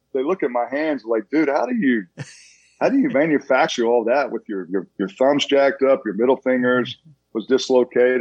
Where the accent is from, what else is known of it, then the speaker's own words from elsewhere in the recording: Tulsa, Oklahoma, United States; now in Dallas, United States; I come from a big family. I'm from Tulsa, Oklahoma.